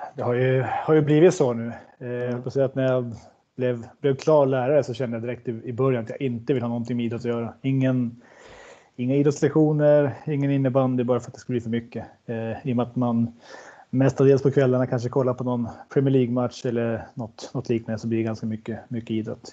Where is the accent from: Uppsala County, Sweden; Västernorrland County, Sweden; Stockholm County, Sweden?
Västernorrland County, Sweden; Sundsvall; Jag är från Granloholm, så det skiljer lite om en liten skogs, skogsväg på en promenad på fyra, fem minuter